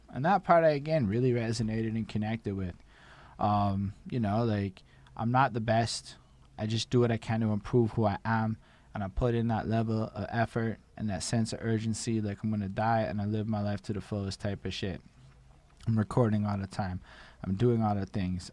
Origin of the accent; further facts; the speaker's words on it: Canada; as a Canadian